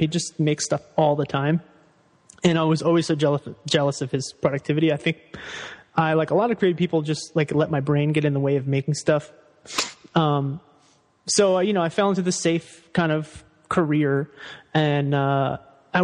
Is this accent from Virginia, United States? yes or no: yes; Fairfax, Virginia, United States; I grew up in Northern Virginia in like DC suburbs